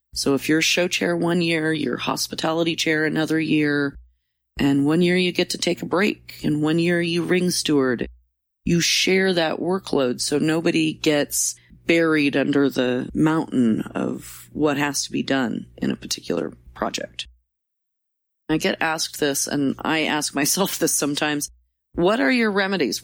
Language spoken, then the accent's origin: English; Roseburg, Oregon, United States; My hometown, Roseburg